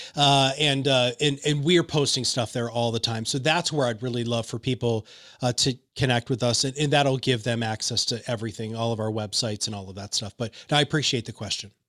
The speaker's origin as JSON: {"language": "English", "region": "Michigan", "country": "United States", "said": "I'm from Michigan"}